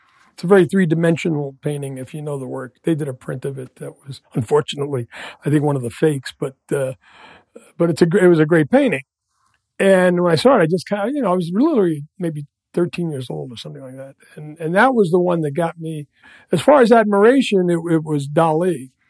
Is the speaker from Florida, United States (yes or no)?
no; New York City, New York, United States; moved away as an adult; I literally grew up in the Lower East Side of Manhattan. So when I was 15, is 1966.